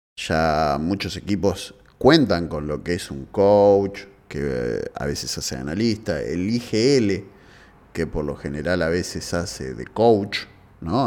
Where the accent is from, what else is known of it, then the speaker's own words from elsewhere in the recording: Avellaneda, Buenos Aires Province, Argentina; soy de Avellaneda